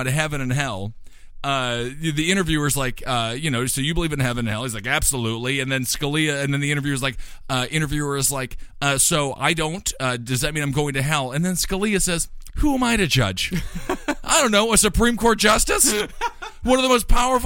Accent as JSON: {"language": "English", "region": "Wisconsin", "country": "United States", "said": "I'm from Wisconsin."}